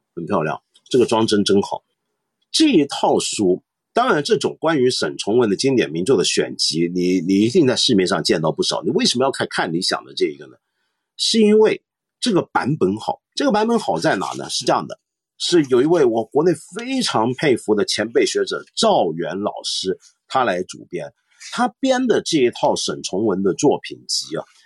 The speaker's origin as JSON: {"language": "Chinese", "country": "Taiwan", "tie": "born or raised there", "moved": "yes", "lives_now": "Hong Kong", "said": "我在台湾长大"}